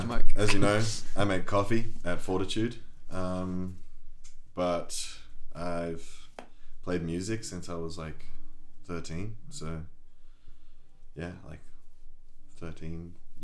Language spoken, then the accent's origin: English; Sunshine Coast, Queensland, Australia; also born or lived in Bristol, England / Weston-super-Mare, England; I was born in Bristol and I moved to Australia when I was like 9 years old with my family, and I grew up there on the Sunshine Coast, a beautiful little beach town.